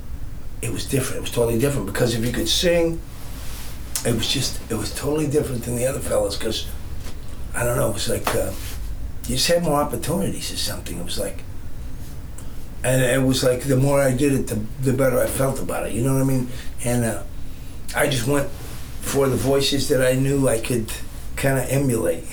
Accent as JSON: {"language": "English", "region": "California", "country": "United States", "said": "I'm from California"}